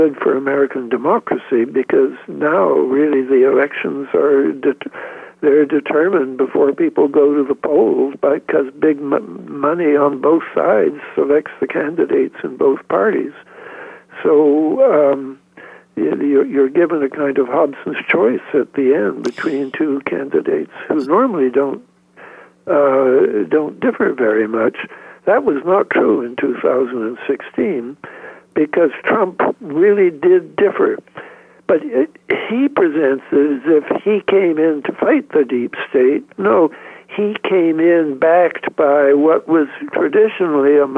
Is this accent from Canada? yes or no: yes; Canada; I'm a Canadian